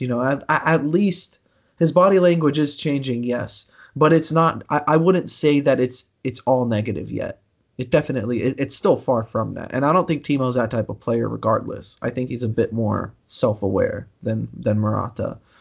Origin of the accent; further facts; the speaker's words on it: United States; I'm American